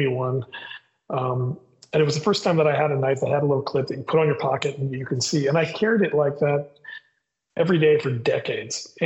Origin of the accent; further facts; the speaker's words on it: Bloomington, Indiana, United States; I grew up in the Midwest. My parents were divorced. And so my mother, who I lived with, lived in Bloomington, Indiana